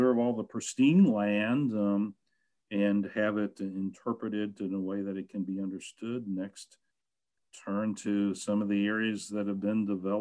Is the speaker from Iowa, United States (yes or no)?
no; St. Louis, Missouri, United States; moved away; I grew up in St. Louis